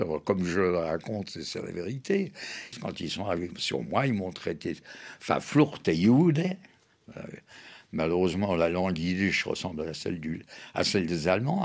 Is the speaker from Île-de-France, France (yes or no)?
yes; Paris, Île-de-France, France; elle a accouché à Paris à l'hôpital Rothschild. Donc je suis français de naissance, parisien